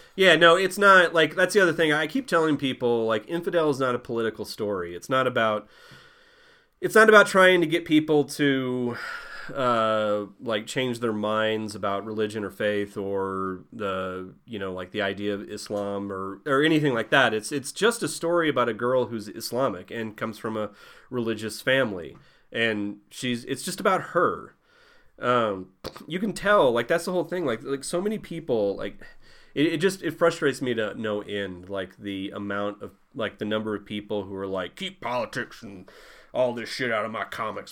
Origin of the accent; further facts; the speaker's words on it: Southeast Missouri, United States; moved away as an adult; now in New Mexico, United States; I'm from Southeast Missouri